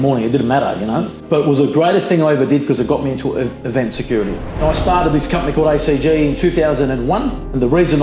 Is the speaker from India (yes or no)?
no; Brunswick, Victoria, Australia; I grew up in Brunswick with nothing